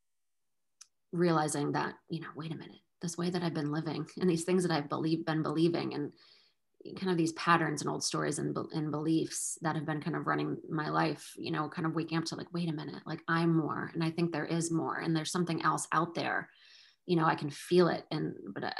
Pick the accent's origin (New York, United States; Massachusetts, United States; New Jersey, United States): Massachusetts, United States; moved away as an adult; also born or lived in Salem, Massachusetts; now in Portsmouth, United States; I'm from Massachusetts my whole life, but now we live a little bit further north